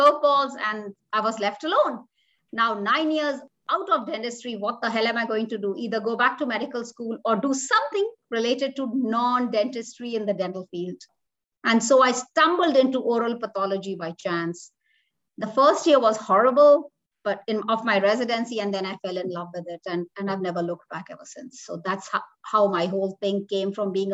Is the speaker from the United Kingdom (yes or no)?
no; India; moved away as an adult; now in Omaha, United States; I'm from a army background family, I'm an army brat kid, but because of parental pressure and how it is in India, and I grew up in India